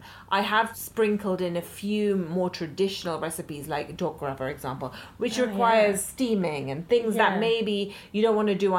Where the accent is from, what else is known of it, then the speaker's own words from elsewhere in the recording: London, United Kingdom; I think as an Indian growing up in London